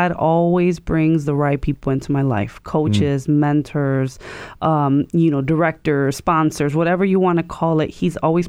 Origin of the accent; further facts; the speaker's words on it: Chicago, Illinois, United States; I grew up in Chicago